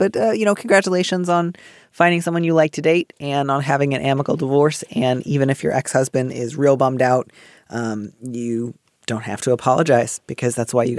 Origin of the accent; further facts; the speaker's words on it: Midwest, United States; I grew up in the Midwest.